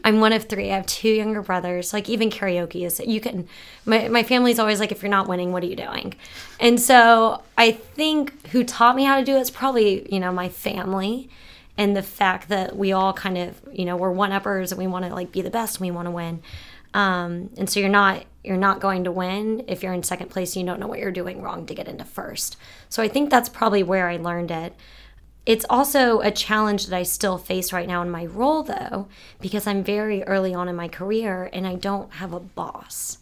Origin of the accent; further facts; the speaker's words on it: St. Petersburg, Florida, United States; I'm from Saint Pete, Florida.